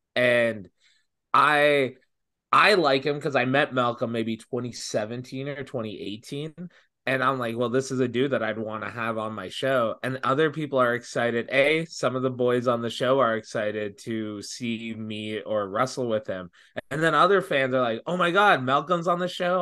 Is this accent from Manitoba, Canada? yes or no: no; Brampton, Ontario, Canada; I'm from Brampton.